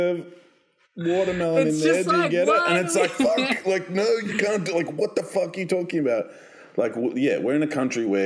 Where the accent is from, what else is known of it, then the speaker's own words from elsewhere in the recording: Australia; I'm from Australia